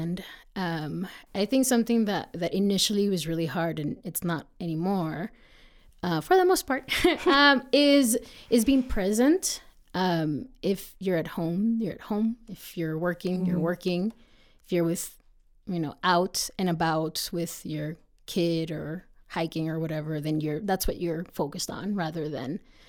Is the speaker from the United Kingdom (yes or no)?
no; Mexico; now in United States; even though I'm American, right, I am also from another country, mm-hmm. right? Myself, I'm from Mexico. I think we have a very rich culture